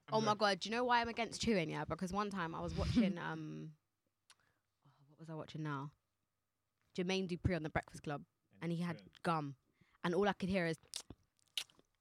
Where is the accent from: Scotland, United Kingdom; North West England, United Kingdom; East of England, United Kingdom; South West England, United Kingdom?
South West England, United Kingdom; Bristol; growing up in Bristol